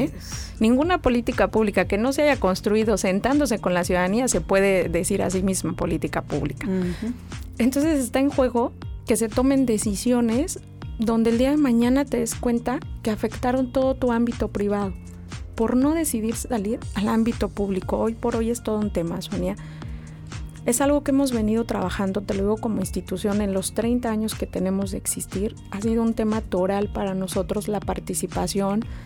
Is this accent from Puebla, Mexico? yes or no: no; State of Mexico, Mexico; moved away as an adult; also born or lived in Guanajuato; now in Mexicali, Mexico; el Estado de México donde crecí